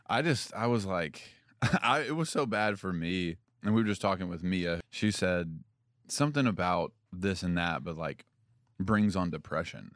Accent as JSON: {"language": "English", "town": "Franklin", "region": "Tennessee", "country": "United States", "tie": "born or raised there", "also_born_or_lived": "Union City, Tennessee", "said": "And then we moved here. We moved to Franklin in fifth grade."}